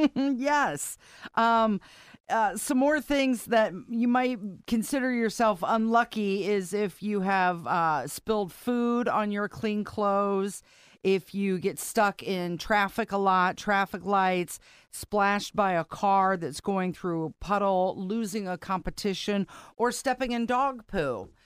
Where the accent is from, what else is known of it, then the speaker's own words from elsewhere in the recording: Ohio, United States; now in Indiana, United States; growing up in Ohio